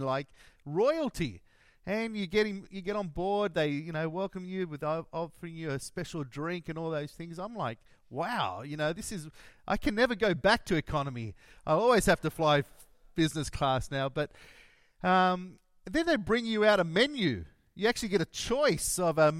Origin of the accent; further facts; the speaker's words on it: Sydney, New South Wales, Australia; also born or lived in Paraguay; I grew up in Sutherland, out that way near Denali